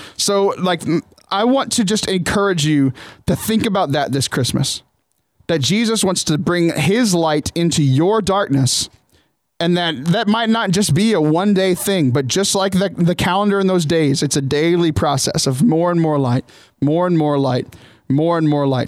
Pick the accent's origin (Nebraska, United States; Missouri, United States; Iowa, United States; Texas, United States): Texas, United States; Southern; also born or lived in Ohio; I grew up in Southern Texas